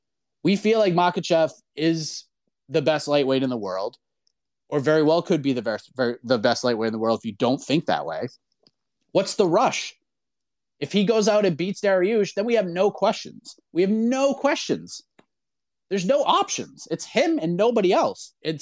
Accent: Boston, Massachusetts, United States; moved away; being a person who was born and raised in Boston and spent 30 years there

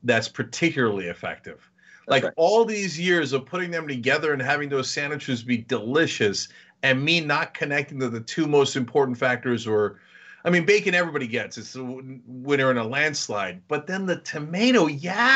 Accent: Jersey Shore, New Jersey, United States; I grew up on the Jersey Shore

